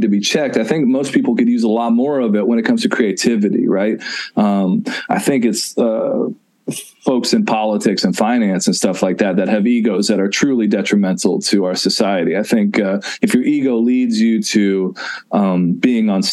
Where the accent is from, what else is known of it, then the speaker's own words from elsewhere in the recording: Nashville, Tennessee, United States; I grew up in Nashville, Tennessee